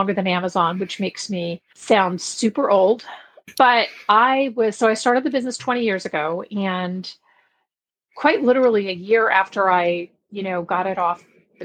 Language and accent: English; Belgium; now in San Diego, United States; I grew up in Belgium. I was there for 10 years. And my mom still lives there